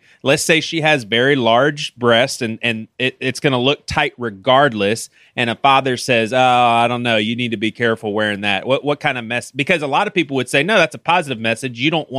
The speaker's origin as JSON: {"language": "English", "area": "Bible Belt", "region": "the South", "country": "United States", "said": "I'm from the South, Bible Belt, and the three of us were all from the South."}